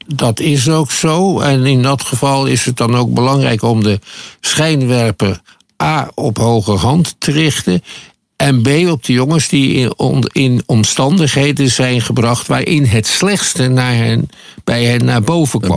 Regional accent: Netherlands; wij als Nederlanders

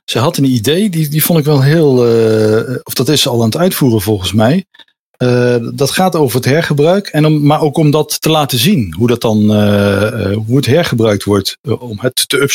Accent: Nijmegen, Gelderland, Netherlands; ik kom oorspronkelijk uit Nijmegen.

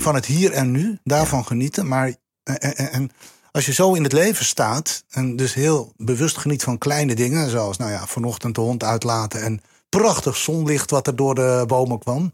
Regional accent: Santpoort, North Holland, Netherlands; ik kom uit Zandpoort, Noord-Holland

